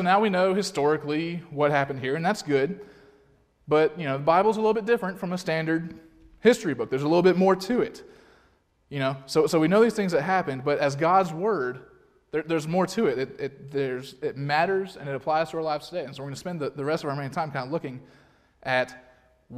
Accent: Alabama, United States; I'm from Alabama

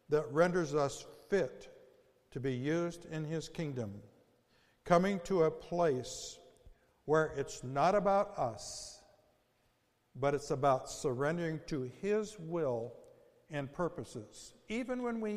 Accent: United States; as American Christians

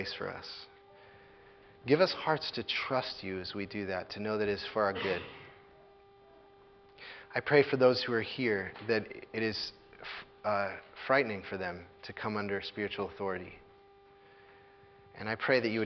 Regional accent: United States; as American evangelical Christians

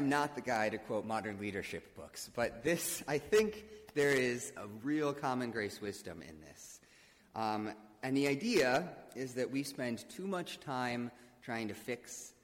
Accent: Midwest, United States; I'm a Midwesterner

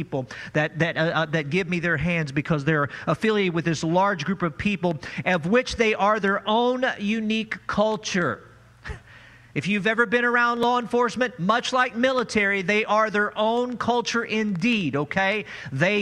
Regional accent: Farmington, Missouri, United States; I am from Farmington, Missouri

